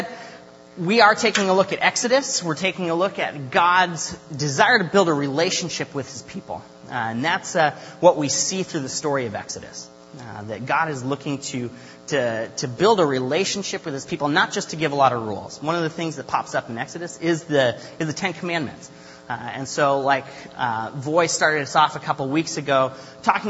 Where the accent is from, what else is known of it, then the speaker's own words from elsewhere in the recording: southern Idaho, United States; moved away as an adult; also born or lived in Pullman, Washington / Seattle; Originally, I am from Idaho, southern Idaho, small town